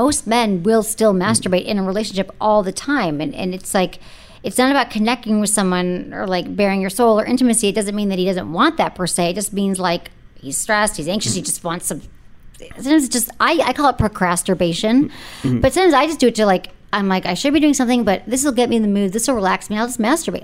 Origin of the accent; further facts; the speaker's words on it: San Francisco, California, United States; I'm from San Francisco